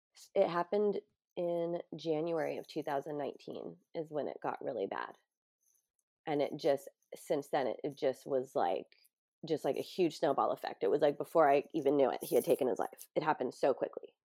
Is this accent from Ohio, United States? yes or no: no; San Diego, California, United States; in San Diego, in my hometown